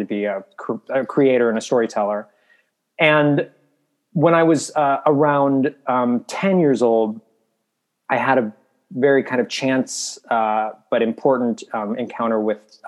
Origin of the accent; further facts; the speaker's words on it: Milwaukee, Wisconsin, United States; moved away; I grew up in Milwaukee